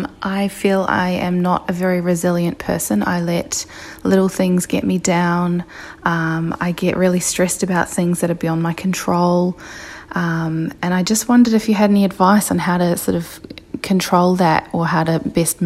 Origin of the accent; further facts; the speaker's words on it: New Zealand; now in Sydney, Australia; I live in Sydney, but I'm from New Zealand. I'm 27